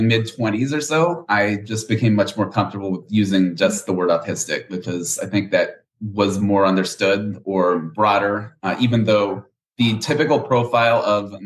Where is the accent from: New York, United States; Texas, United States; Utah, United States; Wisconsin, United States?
Texas, United States; Houston; I was born and raised here in Houston, Texas.